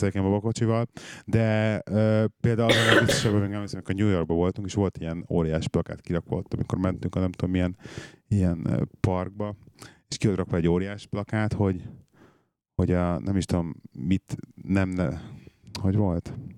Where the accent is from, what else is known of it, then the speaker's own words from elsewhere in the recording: Budapest, Hungary; moved away as an adult; now in England; a városban nőttem föl, és hiányzik a város